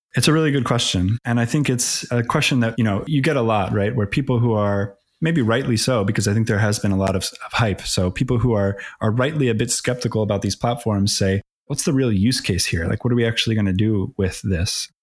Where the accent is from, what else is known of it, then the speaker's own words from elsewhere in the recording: Philadelphia, Pennsylvania, United States; also born or lived in Atlanta; Born and raised in Philly, as they say, or the, the suburbs of Philly.